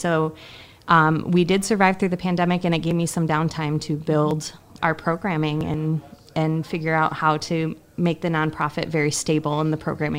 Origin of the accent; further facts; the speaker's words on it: Battle Creek, Michigan, United States; I grew up doing theater in Battle Creek